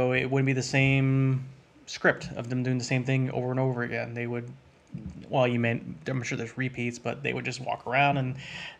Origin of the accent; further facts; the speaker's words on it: Ohio, United States; I am from Ohio.